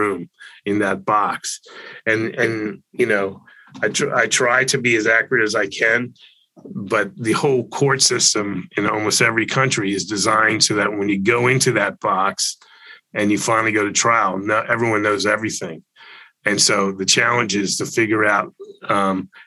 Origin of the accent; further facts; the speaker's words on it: Florida, United States; I grew up in Florida